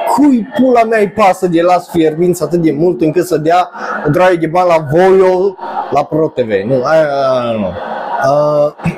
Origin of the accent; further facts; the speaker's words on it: Romania; noi ca români